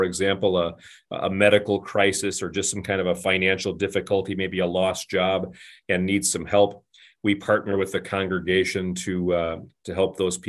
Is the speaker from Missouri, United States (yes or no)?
no; Flint, Michigan, United States; So I'm a Michigan boy. I grew up just outside of Flint, Michigan, where my dad was an auto worker.